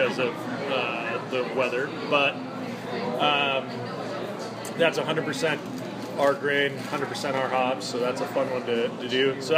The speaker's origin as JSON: {"language": "English", "town": "Coeur d'Alene", "region": "Idaho", "country": "United States", "tie": "born or raised there", "moved": "yes", "lives_now": "Yakima, United States", "said": "I grew up in Coeur d'Alene, Idaho"}